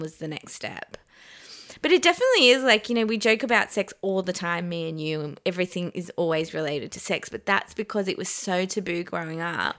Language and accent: English; Adelaide, South Australia, Australia; also born or lived in Iran / Pakistan; I was born in Iran, and then we escaped Iran. We migrated to Adelaide